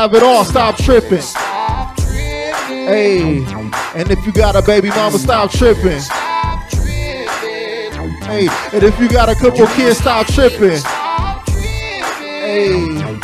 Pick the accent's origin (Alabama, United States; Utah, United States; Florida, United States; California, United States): California, United States; Long Beach; I'm from Long Beach.